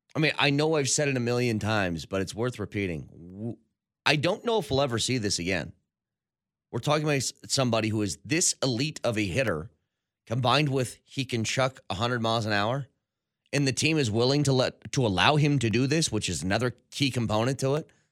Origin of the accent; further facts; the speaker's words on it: United States; I'm an American.